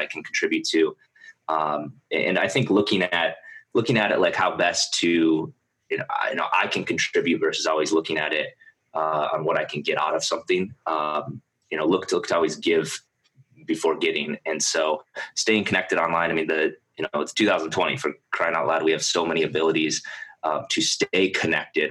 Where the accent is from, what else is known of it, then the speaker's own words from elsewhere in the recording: South Dakota, United States; moved away; I grew up in South Dakota